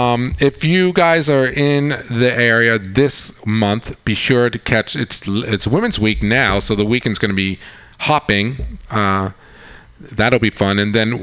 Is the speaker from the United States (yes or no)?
yes; Long Island, New York, United States; now in San Francisco, United States; I grew up on Long Island, yeah.